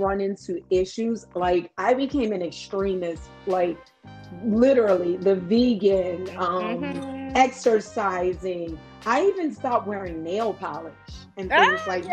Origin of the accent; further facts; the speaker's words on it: New Orleans, Louisiana, United States; moved away as an adult; also born or lived in California; I moved back to my hometown, New Orleans, from California